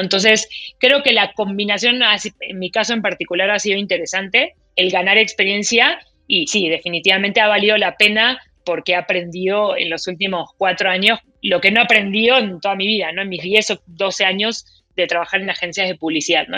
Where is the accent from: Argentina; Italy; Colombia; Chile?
Argentina; now in Mexico; yo soy argentina, mi esposo es mexicano